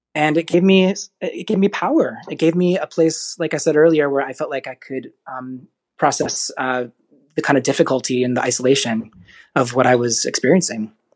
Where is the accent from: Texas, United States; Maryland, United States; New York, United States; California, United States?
Maryland, United States; Frederick; I grew up in Frederick, Maryland